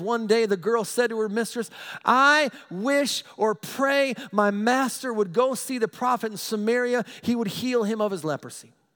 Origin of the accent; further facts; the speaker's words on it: United States; I'm an American. Proud to be an American